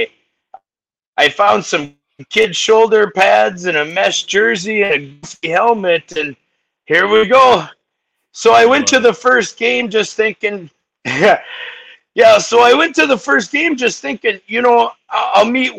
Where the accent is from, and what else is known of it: Arizona, United States; born or raised there